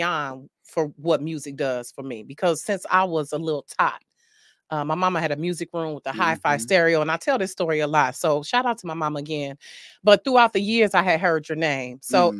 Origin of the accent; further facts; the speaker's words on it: Detroit, Michigan, United States; don't let my East Side personality fool you.